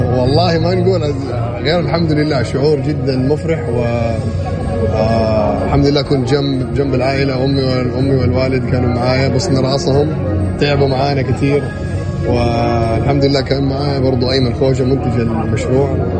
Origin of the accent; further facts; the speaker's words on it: Saudi Arabia; also born or lived in United States; نحن كسعوديين